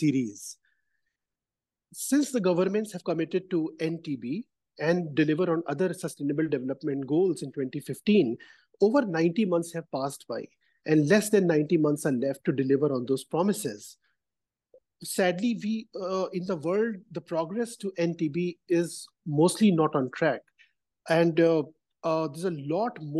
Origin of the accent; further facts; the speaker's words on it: India; I come from India